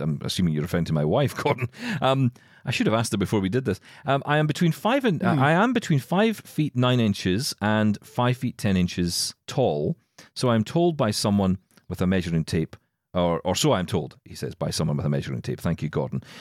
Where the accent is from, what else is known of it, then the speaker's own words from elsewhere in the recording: Scotland, United Kingdom; I'm Scottish.